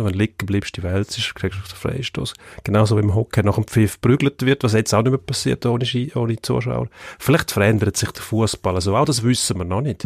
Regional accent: Switzerland; bei uns in der Schweiz

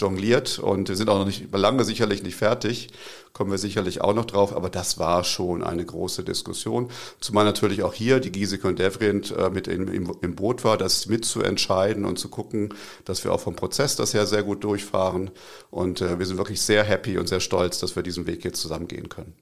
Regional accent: Braunschweig, Lower Saxony, Germany; also born or lived in Tübingen area / Zurich; now in Tübingen, Germany; Ich komme aus Braunschweig ursprünglich. Braunschweig ist eine Stadt in Norddeutschland, wo so ziemlich das höchste Hochdeutsch äh, gesprochen wird.

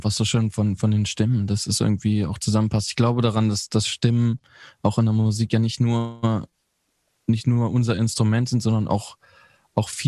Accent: North Rhine-Westphalia, Germany; ich komme ja aus Ostwestfalen.

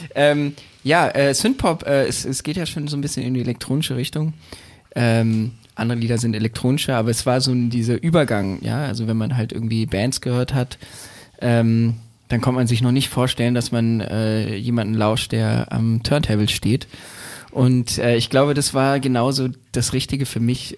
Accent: Berlin, Germany; Ich bin in Berlin groß geworden, ich bin dort geboren.

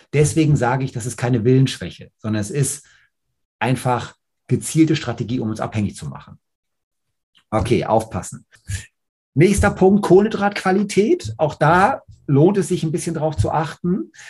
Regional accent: Hamburg, Germany; bei uns in Hamburg

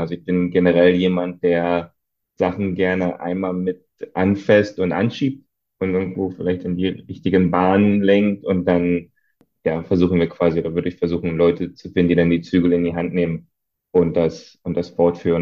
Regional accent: East Germany, Germany; als Ostdeutscher

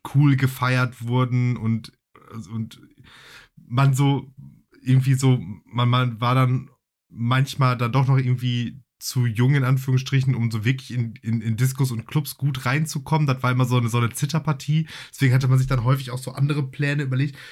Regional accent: Essen, North Rhine-Westphalia, Germany; ich bin ja in, in Essen groß geworden

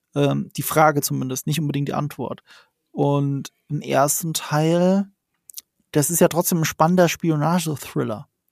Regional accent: the Ramstein area, Rhineland-Palatinate, Germany; Ich komme aus der Gegend

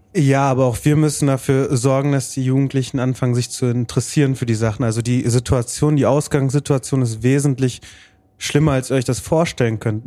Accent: Bottrop, North Rhine-Westphalia, Germany; ich halt hier geboren und aufgewachsen bin

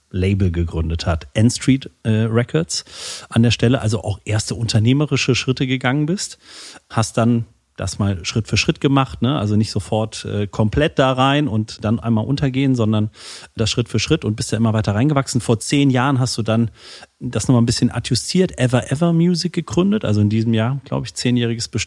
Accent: Saarland, Germany; auch heute wieder im, äh, mal wieder im Saarland zu sein, auch in meiner Heimat.

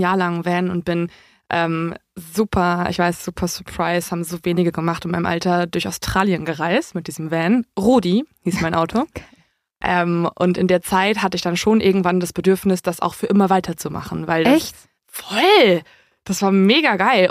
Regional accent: near Dortmund, North Rhine-Westphalia, Germany; ich komme aus der Nähe von Dortmund

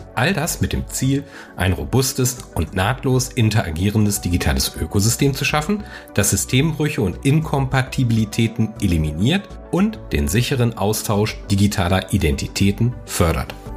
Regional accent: Germany; bei uns in Deutschland

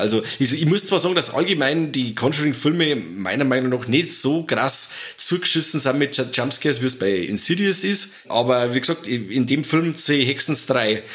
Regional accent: Germany; bei uns in Deutschland

